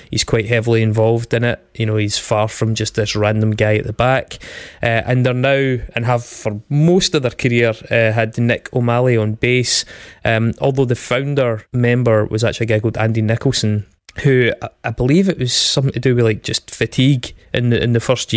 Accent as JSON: {"language": "English", "country": "United Kingdom", "said": "we're British."}